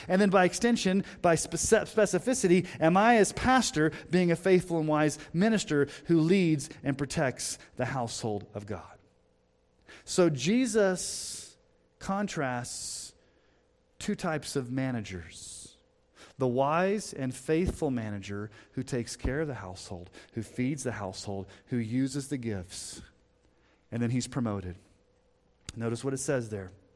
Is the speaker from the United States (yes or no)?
yes; United States; as an American Christian